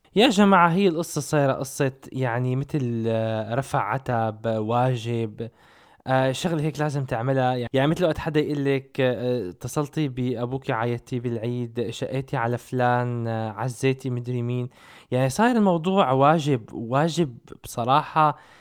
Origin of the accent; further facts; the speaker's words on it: Syria; moved away; احنا من صغرنا بسوريا